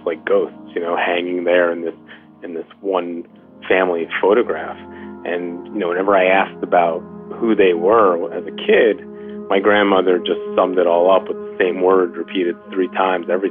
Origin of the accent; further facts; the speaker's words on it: New York, United States; I'm a Jew from New York who has known a pretty, you know, easy life